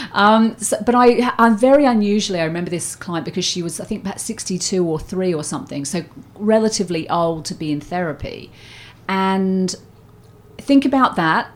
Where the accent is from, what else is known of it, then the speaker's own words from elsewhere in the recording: Surrey, South East England, United Kingdom; moved away as an adult; also born or lived in Australia; I grew up in Surrey